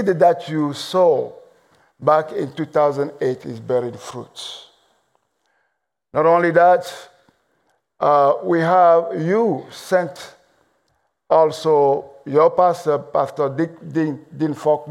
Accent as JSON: {"language": "English", "country": "Togo", "accent": "mixed accent, French and English", "second_language": "English", "said": "I am from Togo. In case you're wondering about my accent, it's a mixed accent, French and English."}